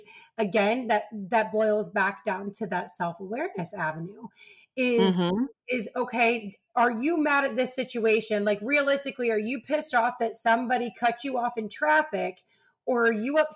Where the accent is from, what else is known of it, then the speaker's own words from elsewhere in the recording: Ohio, United States; I'm from Ohio